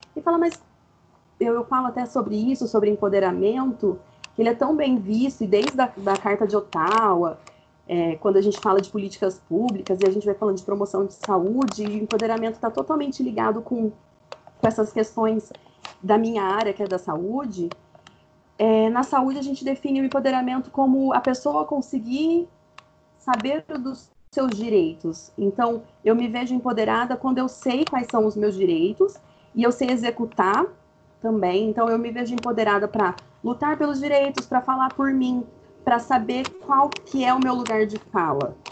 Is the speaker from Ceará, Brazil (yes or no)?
no; Fernandópolis, São Paulo, Brazil; moved away as an adult; also born or lived in Campinas; now in Brasília, Brazil; eu sou de Fernandópolis, interior do interior do interior de São Paulo, mas hoje eu moro em Brasília